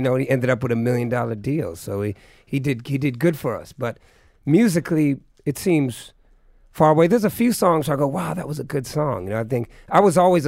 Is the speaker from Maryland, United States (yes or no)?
no; Bay Area, California, United States; also born or lived in New England; I'm from the Bay Area